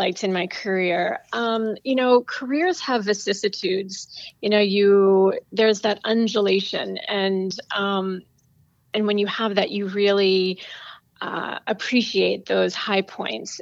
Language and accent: English; East Hampton, New York, United States; I was really fortunate to grow up in East Hampton, Long Island